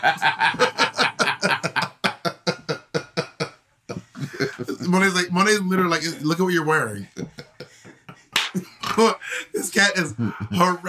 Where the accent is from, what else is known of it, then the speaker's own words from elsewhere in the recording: Georgia, United States; I was born in Georgia